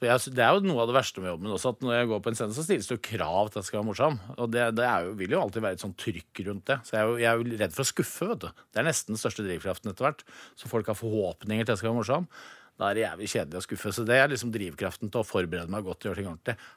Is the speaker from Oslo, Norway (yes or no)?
no; Innlandet, Norway; Du vet, jeg er fra Gudbrandsdalen. Vi skal ikke ha noen ting gratis.